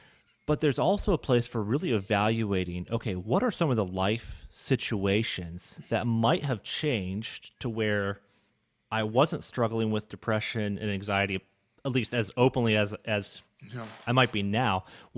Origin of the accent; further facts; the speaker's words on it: Ontario, Canada; I grew up in Canada, but Northern Ontario is very different than Toronto.